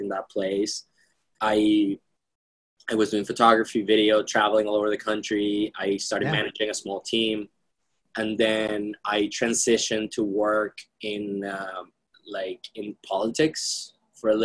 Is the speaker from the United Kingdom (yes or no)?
no; Venezuela; also born or lived in Austin, Texas; now in Boston, United States; growing up in Venezuela was... it was a weird experience in a way because it was amazing for many reasons.